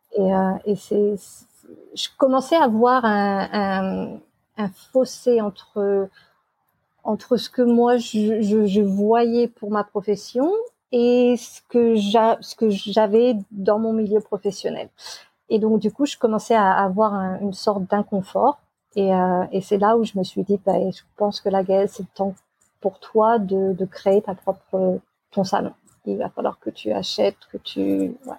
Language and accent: French; Amboise, Centre-Val de Loire, France; moved away as an adult; also born or lived in England; now in Australia; je suis de France, originaire d'Amboise, et j'ai 41 ans